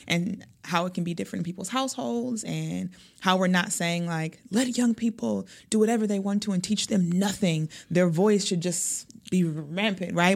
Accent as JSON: {"language": "English", "town": "Milwaukee", "region": "Wisconsin", "country": "United States", "said": "I am from Milwaukee. I've lived here most of my life."}